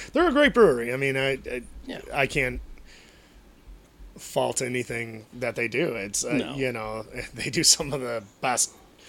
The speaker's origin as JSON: {"language": "English", "area": "Chicagoland area", "region": "Illinois", "country": "United States", "tie": "born or raised there"}